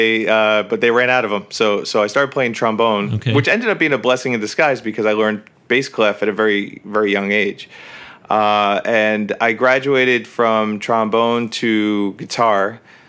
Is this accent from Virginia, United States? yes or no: no; New Jersey, United States; Yep, that's right, Northern New Jersey.